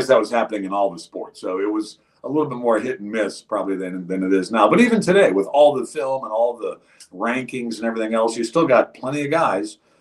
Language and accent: English; Cleveland, Ohio, United States; moved away as an adult; also born or lived in West Virginia / Houston; So I grew up in Cleveland, Ohio, in one of the eastern suburbs, University Heights.